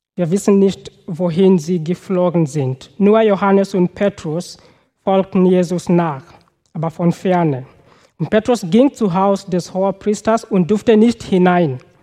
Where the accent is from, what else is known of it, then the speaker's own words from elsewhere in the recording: Kenya; German is a second language; moved away; Also ich komme aus Kenia